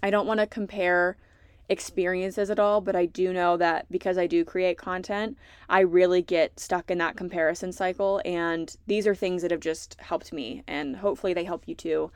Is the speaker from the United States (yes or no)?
yes; Southeastern Virginia, United States; I'm from South Southeastern Virginia. I have a really big family. My childhood was pretty unconventional. I was raised by big hippies in the middle of the woods